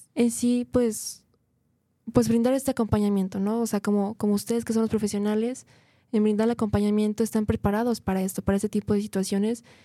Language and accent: Spanish; Guadalajara, Jalisco, Mexico